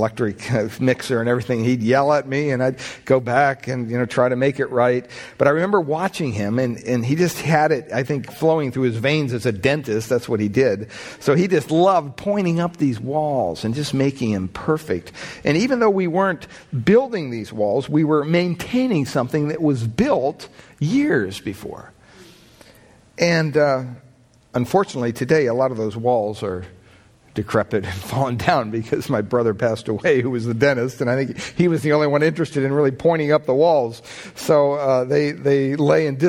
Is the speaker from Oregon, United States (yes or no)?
no; Pennsylvania, United States; growing up in Pennsylvania on the property we had